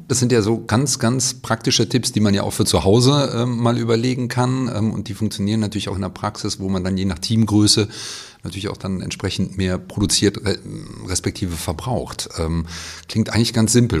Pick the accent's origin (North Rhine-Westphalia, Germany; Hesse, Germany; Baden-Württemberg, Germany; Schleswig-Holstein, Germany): North Rhine-Westphalia, Germany; Cologne; ich komme auch aus Köln